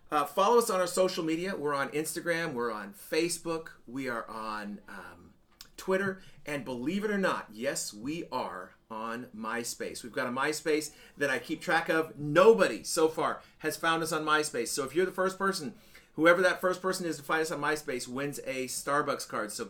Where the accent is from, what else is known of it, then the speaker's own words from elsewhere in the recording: Nashville, Tennessee, United States; But anyhow, we're here from Nashville right now and uh, fixing to leave tomorrow morning on our cross country road trip.